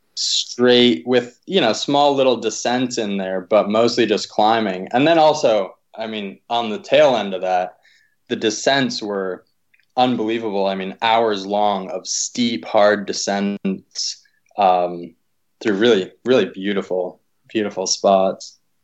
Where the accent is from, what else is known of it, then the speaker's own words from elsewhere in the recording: East Coast, United States; also born or lived in Pittsburgh; I grew up on the East Coast